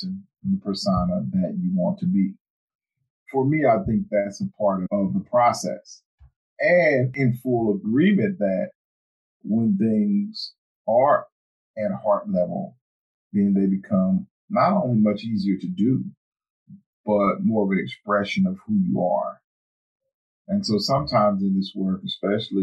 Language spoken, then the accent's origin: English; the South, United States; where we come from and being from the South